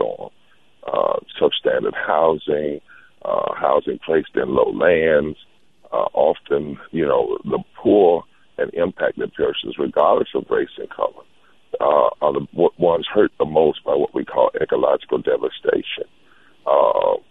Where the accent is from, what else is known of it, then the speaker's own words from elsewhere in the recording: the South, United States; I'm from the South